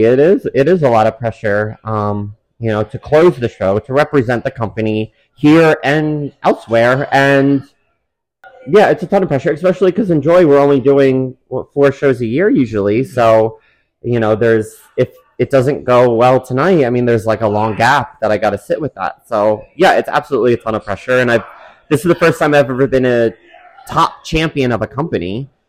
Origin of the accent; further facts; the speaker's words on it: Pennsylvania, United States; I'm from Pennsylvania